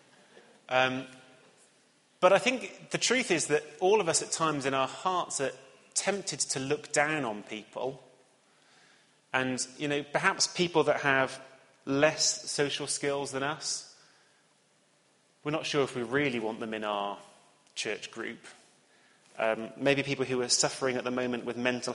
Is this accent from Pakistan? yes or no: no; Cheltenham, South West England, United Kingdom; moved away; the town that I grew up in Cheltenham